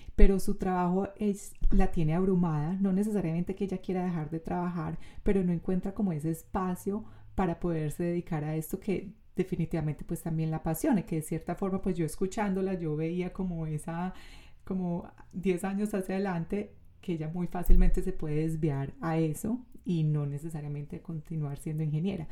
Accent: Colombia

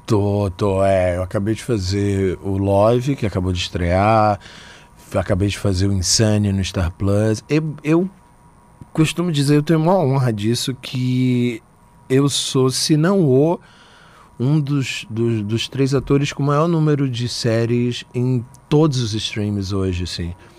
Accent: Aracaju, Sergipe, Brazil; moved away; also born or lived in Salvador; Eu nasci em Aracaju, vivi em Salvador muito tempo, mas eu nasci em Aracaju.

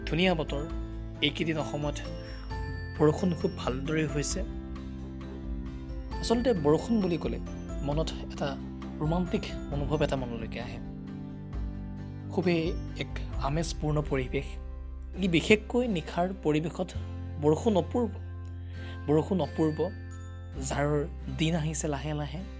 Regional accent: Assam, India; কিয়নো অসমৰ বেছি শতাংশ এনেবোৰ পাহাৰ ভৈয়ামেৰে আগু আগুৰা গতিকে পাহাৰ ভৈয়ামৰ কাষতে আমাৰ ঘৰ আমাৰ গাঁও আমাৰ পৰিয়াল আমাৰ দৈনন্দিন জীৱন

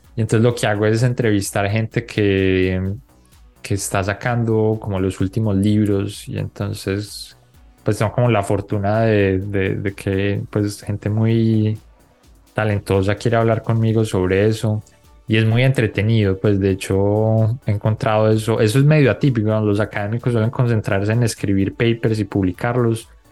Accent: Colombia; moved away; also born or lived in Bogotá; yo crecí en Colombia

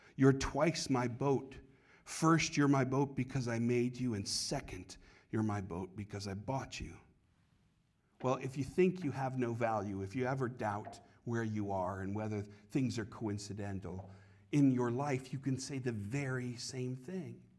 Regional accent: Connecticut, United States; now in Copley, United States; When I was a kid, uh, growing up in Connecticut, we had redemption centers

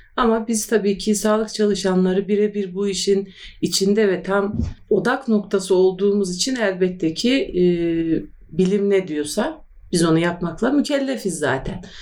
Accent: Turkey

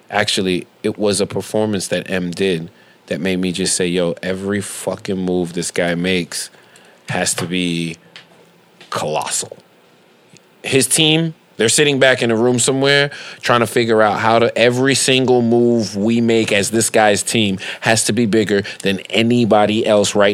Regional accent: Detroit, Michigan, United States; I am from Detroit. This is New York.

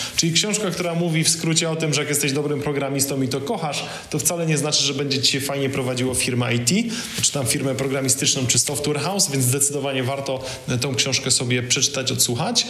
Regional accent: Poland; jestem z Polski

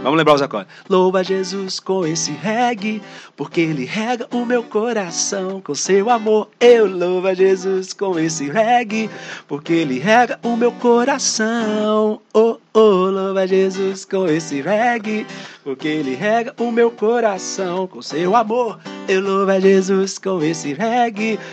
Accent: Northeast Region, Brazil; accent: nordestino; nosso dialeto nordestino

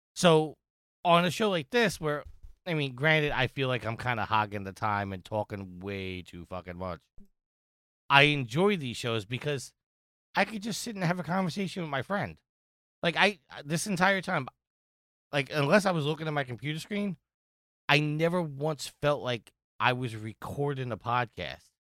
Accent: New York, United States; I'm from New York

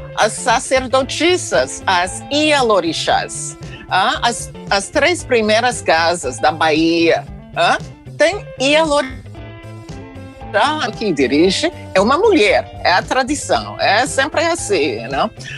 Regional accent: United States; eu sou dos Estados Unidos

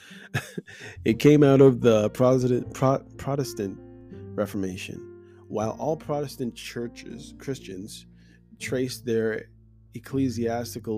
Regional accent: Canada; my experience as a Black person growing up in Canada and going to church

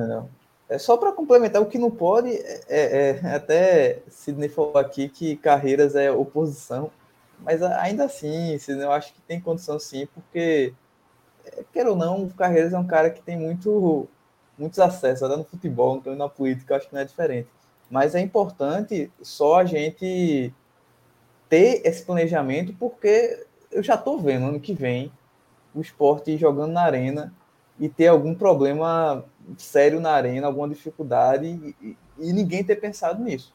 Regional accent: Camaragibe, Pernambuco, Brazil; Eu sou de Camaragibe

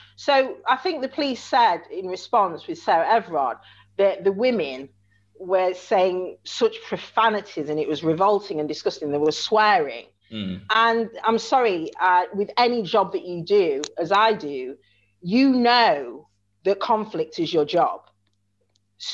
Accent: Chesterfield, East Midlands, United Kingdom; I'm only from Chesterfield in Derbyshire.

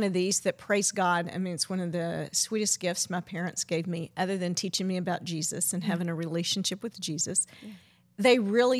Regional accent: Zambia; You know, Debbie, we're from Zambia, and we didn't talk about it.

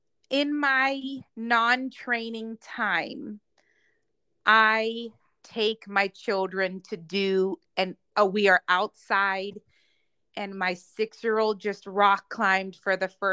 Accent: Charlotte, North Carolina, United States; So I'm going to help motivate people in Charlotte, in my hometown, to do that.

